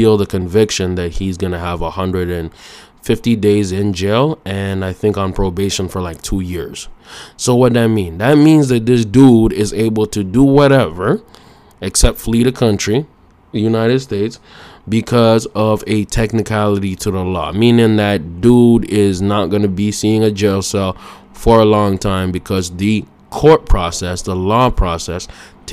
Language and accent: English; Canada